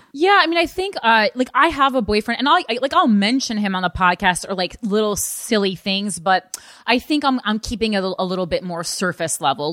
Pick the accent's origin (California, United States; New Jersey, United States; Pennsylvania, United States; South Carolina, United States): New Jersey, United States; moved away; I'm still from New Jersey